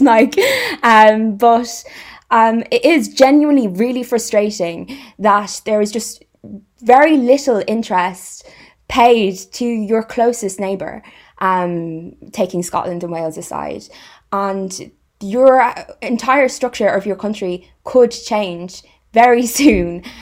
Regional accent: Irish Midlands, Ireland; now in West Midlands, United Kingdom; I'm from the West Midlands of Ireland and I live and work in the West Midlands

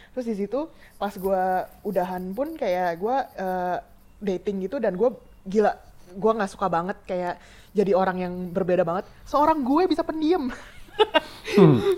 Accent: Indonesia; moved away as an adult; also born or lived in Australia; negara gue which is adalah Indonesia

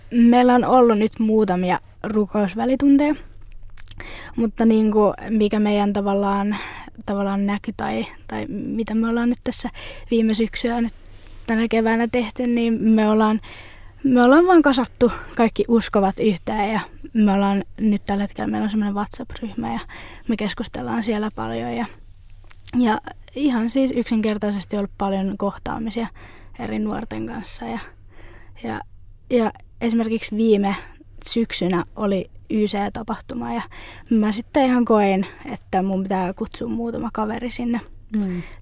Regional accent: Lappeenranta, South Karelia, Finland; now in Järvenpää, Finland; Mä oon Lappeenrannasta kotoisin.

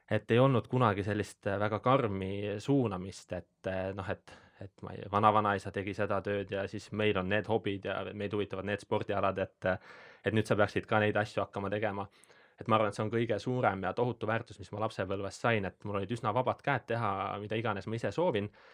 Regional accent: Põlva County, Estonia; ma olen äh, Äh, Põlvamaalt pärit

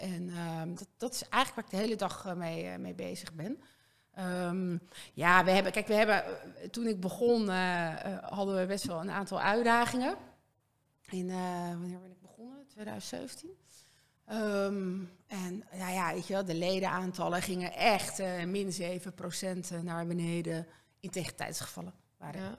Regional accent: Castricum, North Holland, Netherlands; also born or lived in Oldenzaal / Harderwijk; ik eh, ben opgegroeid in Kastricum. Ik ben geboren in Orenzaal, maar ik was heel jong

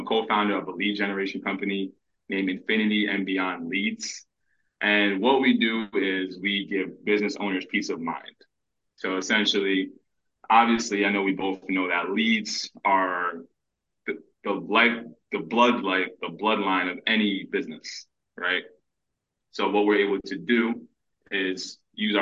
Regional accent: Paterson, New Jersey, United States; I'm born and raised in Paterson, New Jersey.

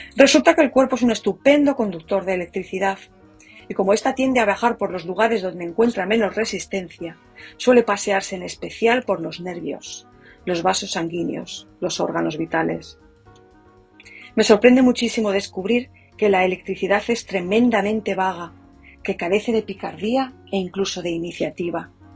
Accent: Spain; now in United States; A partir de mañana habré vivido más tiempo en Estados Unidos que en mi país

